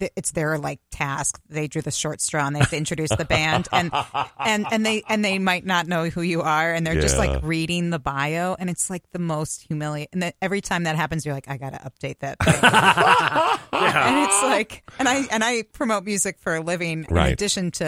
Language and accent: English; New Haven, Connecticut, United States; moved away; I grew up in New Haven, Connecticut, and my parents live there now